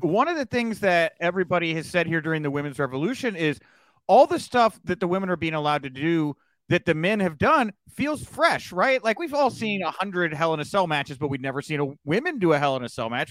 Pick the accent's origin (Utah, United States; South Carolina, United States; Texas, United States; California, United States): Texas, United States; I'm from Texas